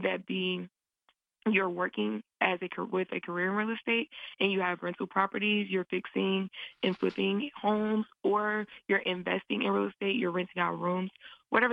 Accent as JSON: {"language": "English", "region": "the South", "country": "United States", "said": "I'm from the South"}